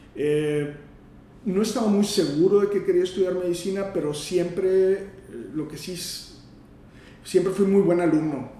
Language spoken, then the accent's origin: Spanish; Matamoros, Tamaulipas, Mexico; moved away as an adult; also born or lived in Monterrey; yo soy de Matamoros